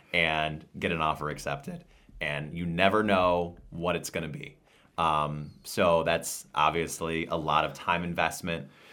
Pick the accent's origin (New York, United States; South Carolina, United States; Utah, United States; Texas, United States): New York, United States; Endicott; I saw him in Endicott, New York, my hometown